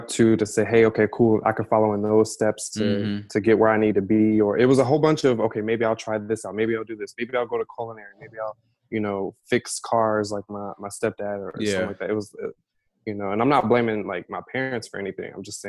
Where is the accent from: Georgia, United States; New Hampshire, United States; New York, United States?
Georgia, United States; Southern; also born or lived in Detroit, Michigan; I was born in Detroit and then raised in Southern Georgia.